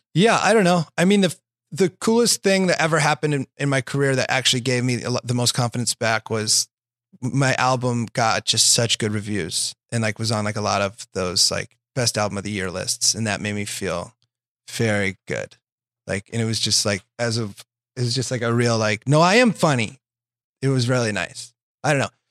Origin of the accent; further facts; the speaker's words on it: Iowa, United States; now in Los Angeles, United States; I'm from Iowa